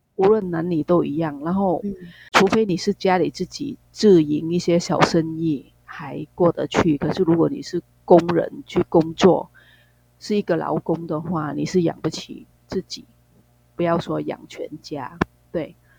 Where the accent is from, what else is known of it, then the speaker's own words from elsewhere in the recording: Vietnam; Chinese is a second language; moved away as an adult; now in Taiwan; 我们那个越南的学历